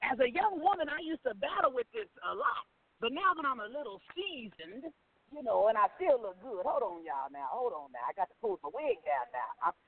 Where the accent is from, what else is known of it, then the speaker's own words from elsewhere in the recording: Oklahoma City, Oklahoma, United States; Well, I'm from Oklahoma City.